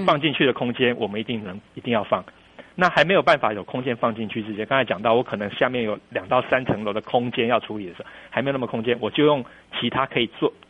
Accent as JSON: {"language": "Chinese", "country": "Taiwan", "also_born_or_lived": "New Taipei", "moved": "yes", "lives_now": "Kinmen, Taiwan", "said": "我，我是台湾人"}